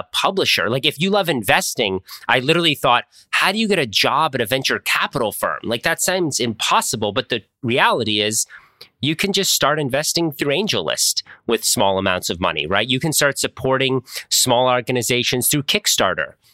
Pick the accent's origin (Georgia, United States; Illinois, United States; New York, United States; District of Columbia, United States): District of Columbia, United States; Washington; moved away as an adult; also born or lived in Wisconsin; I grew up in Washington, D.C.